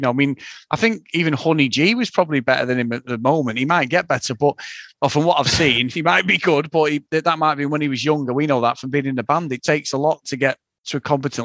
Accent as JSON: {"language": "English", "town": "Manchester", "region": "North West England", "country": "United Kingdom", "accent": "Mancunian", "said": "being a Mancunian"}